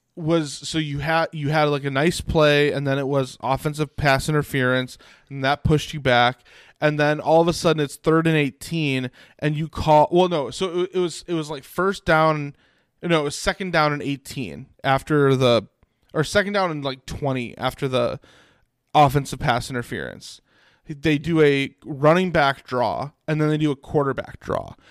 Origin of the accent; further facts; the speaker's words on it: Arlington Heights, Illinois, United States; moved away; I grew up in Arlington Heights